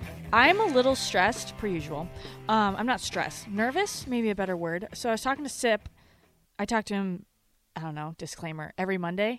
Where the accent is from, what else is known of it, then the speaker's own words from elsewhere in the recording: Rapid City, South Dakota, United States; now in Omaha area, United States; so I'm from South Dakota. I feel like people who follow me or have followed my life is that I'm from South Dakota. And I'm from Rapid City, which is the other side of the state.